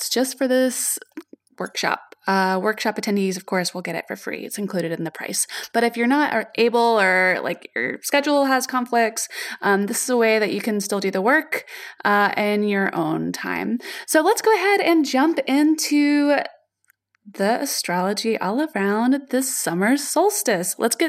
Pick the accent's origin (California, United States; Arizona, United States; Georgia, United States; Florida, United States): Georgia, United States; Atlanta; Atlanta, which is my hometown.